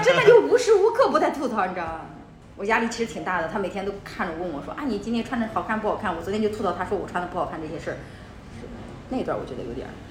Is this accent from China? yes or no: yes; northern China, China; now in Shenzhen, China; 就我北方，我不太喜欢北方，就属于那个地方很小。呃，我性格非常张扬，很小，他们其实没有那么包容我。再加上我们家北方嘛，天气特别干燥 我记得那年，那年三月份吧，我从老家来到深圳